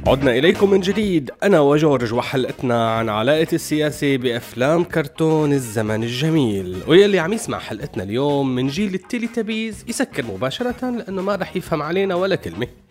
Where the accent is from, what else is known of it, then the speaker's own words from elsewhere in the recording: Syria; كلياتنا كسوريين